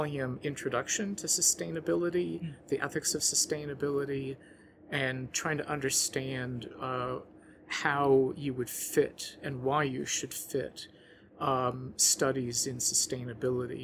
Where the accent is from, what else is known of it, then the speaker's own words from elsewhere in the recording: New Orleans, Louisiana, United States; moved away; my hometown of New Orleans, where I had lived in the lowest lying part of the city